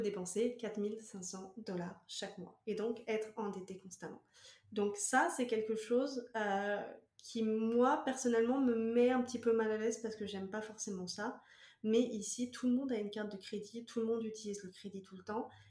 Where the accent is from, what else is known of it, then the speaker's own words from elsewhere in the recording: France; moved away as an adult; now in Quebec, Canada; française expatriée au Québec depuis 2020